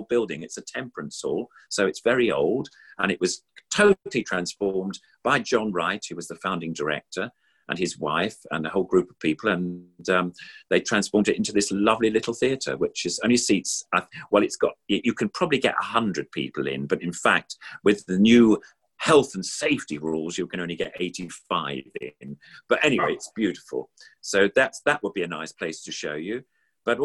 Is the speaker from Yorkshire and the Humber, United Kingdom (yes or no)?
no; London, United Kingdom; I was brought up in South London